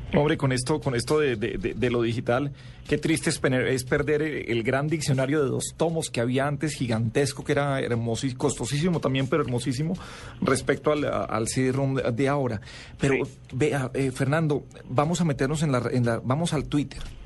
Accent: Colombia; somos comafóbicos los colombianos

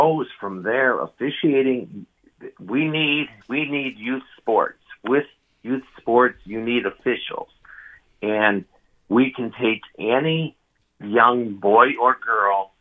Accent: Detroit, Michigan, United States; also born or lived in Illinois; now in Wisconsin, United States; I'm a transplant from Detroit, Michigan, but I've been Wisconsin for 20 years, 10 years of Illinois before that.

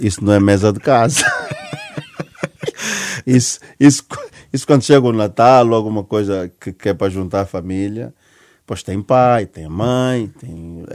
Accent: Benguela, Angola; moved away as an adult; now in Portugal; a minha terra tem Baía Azul

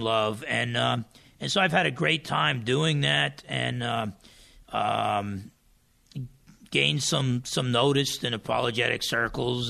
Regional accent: New Jersey, United States; now in Bremerton, United States; I come from New Jersey and being half Portuguese and half Italian

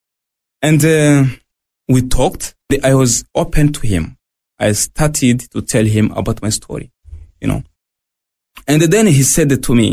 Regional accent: Burundi; moved away as an adult; also born or lived in Tanzania; now in Australia; I was born in Burundi, 1979.

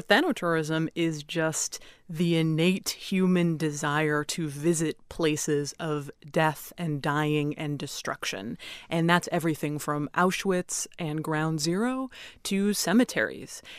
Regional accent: United States; I am an American funeral director, I'm licensed here in America, I own a funeral home in America

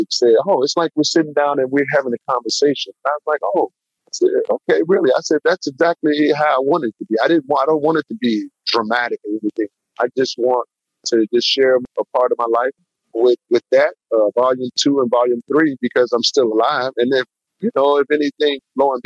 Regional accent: Chicago, Illinois, United States; growing up in Chicago

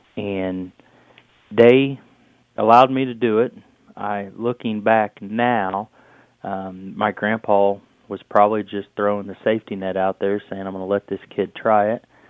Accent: Shelbyville, Indiana, United States; we're from Shelbyville, Indiana

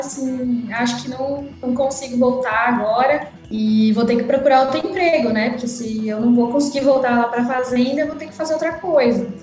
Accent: Mato Grosso, Brazil; Minha família é do estado de São Paulo e eu sou a única que nasci no Mato Grosso

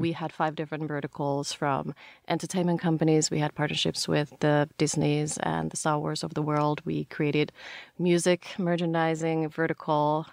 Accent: Finland; moved away as an adult; also born or lived in Paris / London; now in United States; I grew up in Finland and lived there until end of university

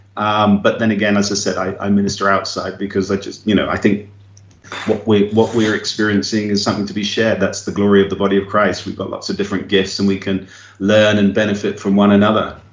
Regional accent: England, United Kingdom; now in Brazil; I'm an Englishman, I speak English

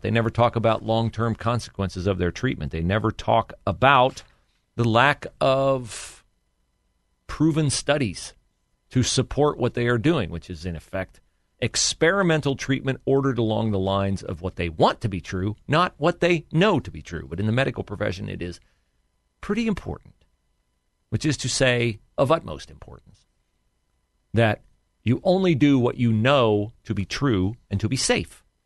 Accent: an area near the Honda plant, Ohio, United States; an area near my hometown

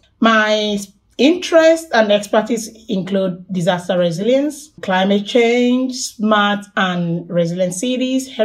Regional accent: Lagos, Nigeria; moved away as an adult; now in Newcastle, Australia; I'm originally from Nigeria, Lagos

